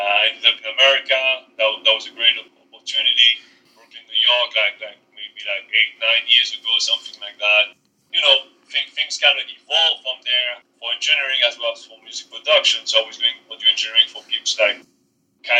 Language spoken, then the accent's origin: English; Paris suburbs, Île-de-France, France; now in Brooklyn, United States; I'm originally from Paris, France, from the suburbs over there.